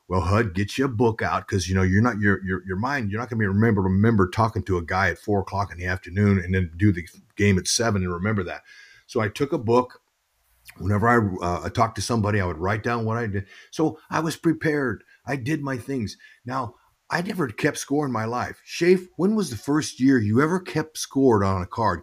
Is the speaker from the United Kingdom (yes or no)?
no; Fresno, California, United States; I grew up in Fresno, California, uh, three hours from San Francisco.